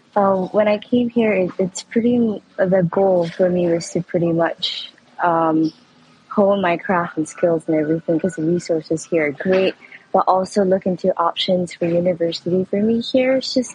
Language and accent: English; Kuala Lumpur, Malaysia; moved away as an adult; now in South Korea; I'm in South Korea. Pretty far away from home, as you know, I come from Malaysia.